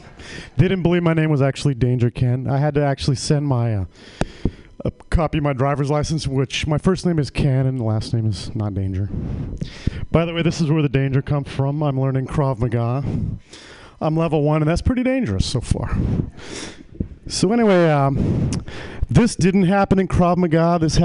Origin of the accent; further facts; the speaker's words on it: Ireland; Because, you know, I'm Irish.